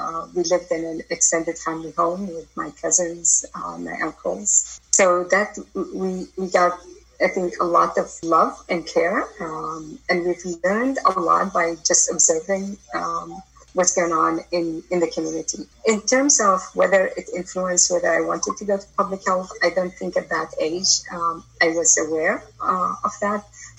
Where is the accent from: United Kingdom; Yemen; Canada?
Yemen; Sana'a, Amanat Al Asimah; also born or lived in Rada, Yemen / Aden, Yemen; now in United States; I was born in Rada, which is a small town outside of Sana'a, about 150 kilometers south of Sana'a. From there, we went to Aden, where I attended school up to third grade and then moved back to Sana'a from fourth grade onwards.